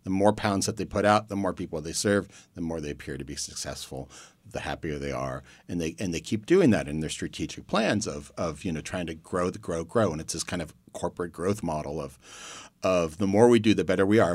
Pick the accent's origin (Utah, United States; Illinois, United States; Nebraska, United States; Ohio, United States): Ohio, United States; Youngstown; I grew up in Youngstown, Ohio